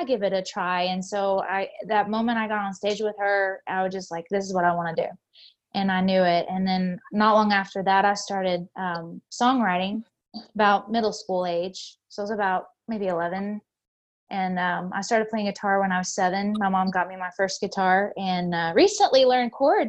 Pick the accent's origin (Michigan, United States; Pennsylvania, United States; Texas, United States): Texas, United States; Tyler; born and raised in Tyler, Texas, still live in Texas today